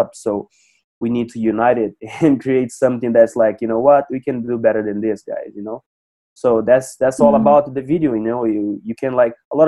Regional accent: Cascavel, Paraná, Brazil; I started here in my hometown in Cascavel, Paraná, Brazil

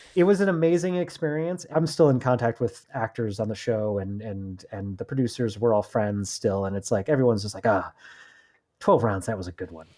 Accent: Chicago, Illinois, United States; now in Los Angeles, United States; I'm from Chicago originally. I've moved out here.

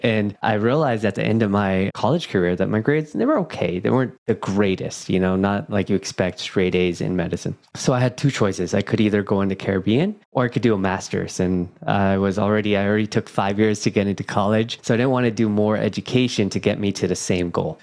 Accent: Silicon Valley, California, United States; I was born in Silicon Valley

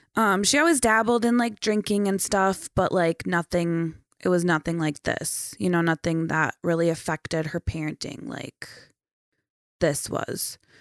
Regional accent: St. Cloud, Minnesota, United States; also born or lived in Foley, Minnesota / Sauk Rapids, Minnesota / Chisholm, Minnesota; I was born in Saint Cloud

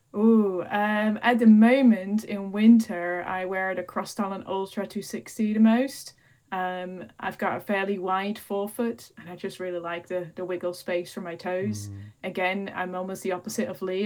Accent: Netherlands; moved away as an adult; also born or lived in Peak District, United Kingdom; now in United Kingdom; I'm originally from the Netherlands, which is probably the flattest country uh, in Europe or even the world

